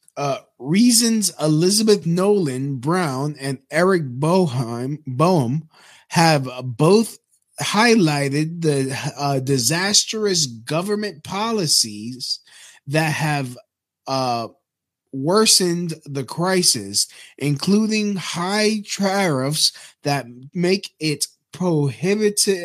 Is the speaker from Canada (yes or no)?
no; Puerto Rico; my home, my home country, Puerto Rico